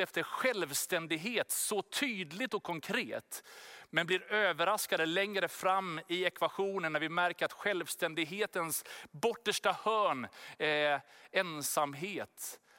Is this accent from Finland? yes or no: no; Sweden; Vi är ju svenskar, vi bor här i Sverige